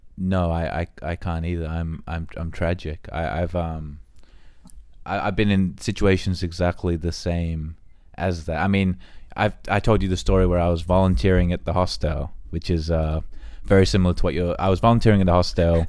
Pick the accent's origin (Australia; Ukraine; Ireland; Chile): Australia; moved away; we're from Australia